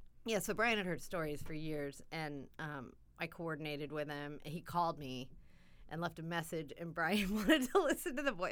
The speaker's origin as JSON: {"language": "English", "town": "Elmira", "region": "New York", "country": "United States", "tie": "born or raised there", "moved": "yes", "said": "I was born in New York"}